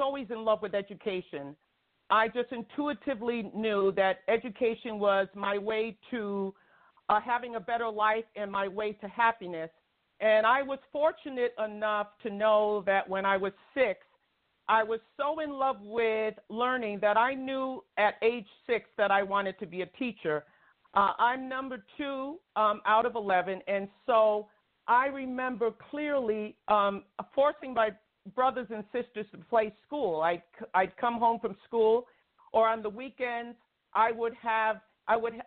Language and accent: English; New York City, New York, United States; also born or lived in Long Island; I grew up in New York City and Brooklyn